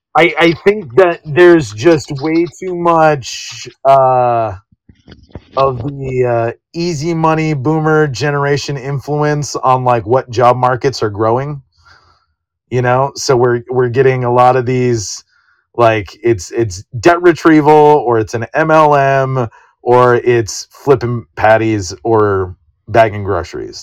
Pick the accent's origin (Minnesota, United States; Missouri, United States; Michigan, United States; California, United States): California, United States; growing up in California, like I got used to super commuting